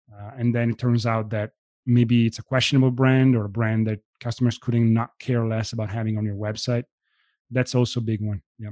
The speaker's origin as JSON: {"language": "English", "country": "Italy", "tie": "born or raised there", "moved": "as an adult", "lives_now": "United States", "said": "I was born and raised in Italy."}